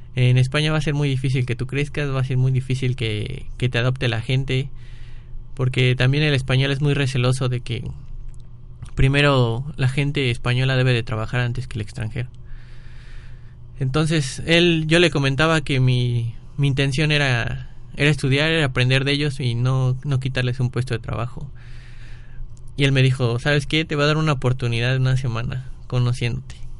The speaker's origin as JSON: {"language": "Spanish", "country": "Mexico", "also_born_or_lived": "Vigo, Spain", "said": "aquí en México estaba como en una burbuja. Todo el mundo me protegía, tanto mis amigos como mis maestros, como mis padres, como mis hermanos."}